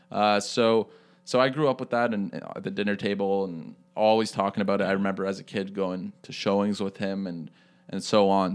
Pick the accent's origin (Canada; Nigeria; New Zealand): Canada; Toronto, Ontario; I'm from Toronto